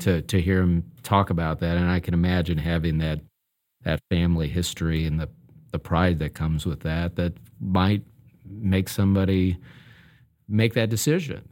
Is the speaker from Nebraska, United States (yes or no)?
yes; Omaha, Nebraska, United States; moved away; I grew up in Omaha